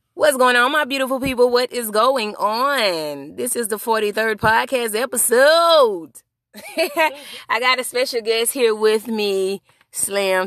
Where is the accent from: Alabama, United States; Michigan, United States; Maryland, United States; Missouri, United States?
Alabama, United States; Birmingham; where I'm from, my hometown. Shout out to Birmingham, Alabama